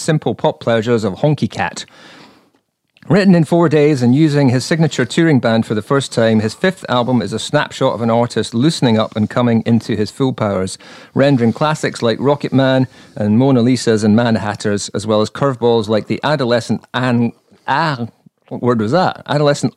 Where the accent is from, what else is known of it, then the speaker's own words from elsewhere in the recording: Edinburgh, Scotland, United Kingdom; I'm from Edinburgh